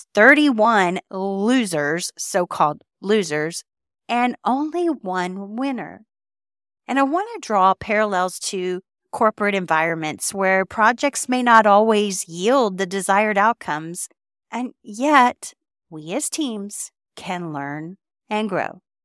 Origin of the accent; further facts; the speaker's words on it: Texas, United States; I am from Texas